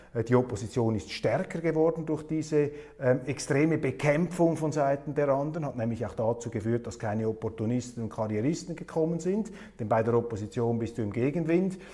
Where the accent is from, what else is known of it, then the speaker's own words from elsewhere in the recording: Switzerland; ich sah mich als Schweizer genötigt